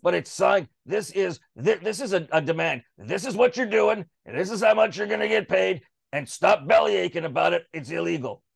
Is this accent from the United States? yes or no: no; Canada